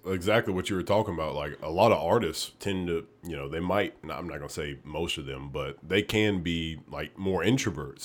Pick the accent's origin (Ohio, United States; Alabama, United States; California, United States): Alabama, United States; Oneonta; moved away as an adult; now in Memphis, United States; I'm actually from Oneonta, Alabama